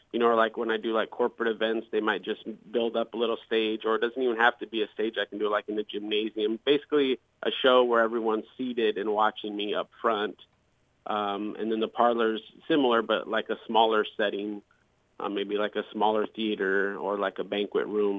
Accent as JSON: {"language": "English", "town": "Muscatine", "region": "Iowa", "country": "United States", "tie": "born or raised there", "also_born_or_lived": "Las Vegas", "moved": "as an adult", "lives_now": "Quad Cities, United States", "said": "I was born and raised in Muscatine, Iowa"}